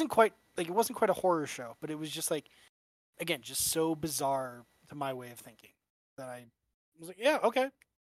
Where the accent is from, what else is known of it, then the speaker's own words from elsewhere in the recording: United States; I'm American Irish